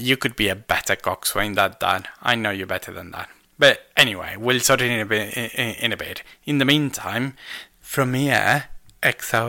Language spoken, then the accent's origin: English; Argentina; English is a second language; moved away; I call myself Argentinian, so I think it might be both. To be fair, English is not my first language